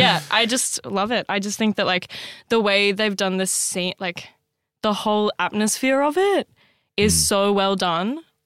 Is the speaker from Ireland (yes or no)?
no; Australia